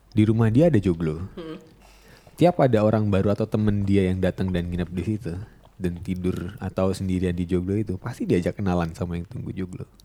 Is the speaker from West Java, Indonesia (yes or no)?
no; Papua, Indonesia; gue dulu lahir dan kecil di Papua, di salah satu kabupaten di Papua.